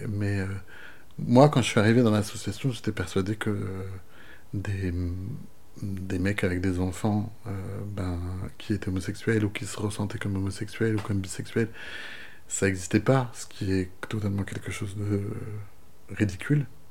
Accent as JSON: {"language": "French", "town": "Brest", "region": "Brittany", "country": "France", "tie": "born or raised there", "also_born_or_lived": "Monts d'Arrée", "said": "j'ai grandi à Brest dans une famille euh, que je crois assez euh, ouverte finalement"}